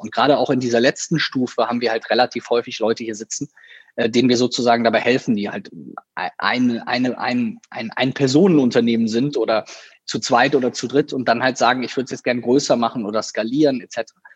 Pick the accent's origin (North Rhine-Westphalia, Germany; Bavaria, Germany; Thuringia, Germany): North Rhine-Westphalia, Germany; Viersen; also born or lived in Düsseldorf / Cologne; in meiner Heimatstadt, in der ich auch geboren wurde, in ähm, einem kleinen Dörfchen, was zu Viersen gehört